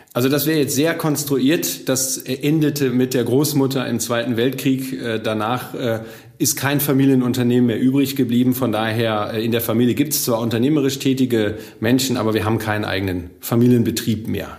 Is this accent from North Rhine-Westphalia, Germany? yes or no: yes; Bochum, North Rhine-Westphalia, Germany; Ich komme aus Bochum, also ich bin aus dem Ruhrgebiet, ich bin hier groß geworden